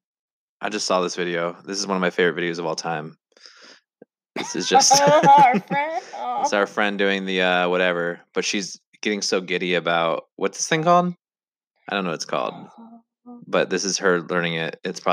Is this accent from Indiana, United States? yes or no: yes; Indiana, United States; when I was growing up in Indiana, there wasn't many people of color